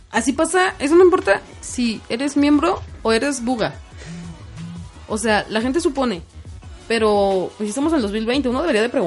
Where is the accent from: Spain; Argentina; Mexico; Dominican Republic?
Mexico; Edomex, State of Mexico; así somos los de Ledomex